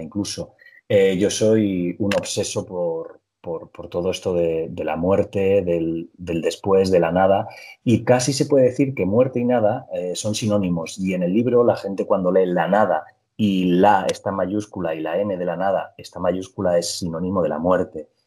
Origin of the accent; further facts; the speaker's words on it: Petrer, Valencian Community, Spain; moved away; a Petrera, a mi pueblo